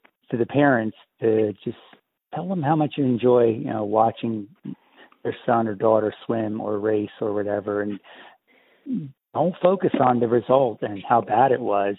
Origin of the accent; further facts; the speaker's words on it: Easton, Pennsylvania, United States; I grew up in Easton